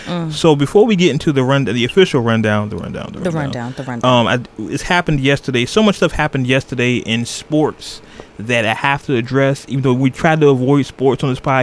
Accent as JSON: {"language": "English", "town": "Oakland", "region": "California", "country": "United States", "said": "y'all know I'm from Oakland"}